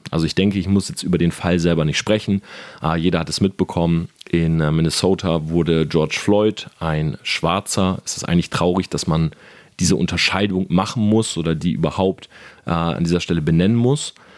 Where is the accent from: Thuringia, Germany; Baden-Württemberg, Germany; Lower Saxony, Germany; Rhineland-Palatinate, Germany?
Lower Saxony, Germany; Delmenhorst; now in Munich, Germany; ich bin groß geworden in Delmenhorst